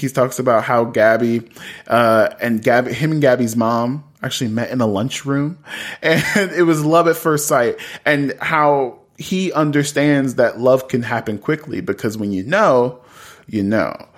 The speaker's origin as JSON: {"language": "English", "town": "Columbus", "region": "Ohio", "country": "United States", "said": "I'm from Columbus, Ohio"}